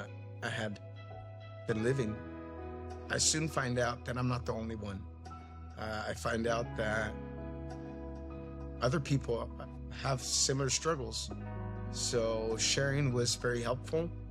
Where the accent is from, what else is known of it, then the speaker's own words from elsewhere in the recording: Fillmore, California, United States; I was born and raised in Fillmore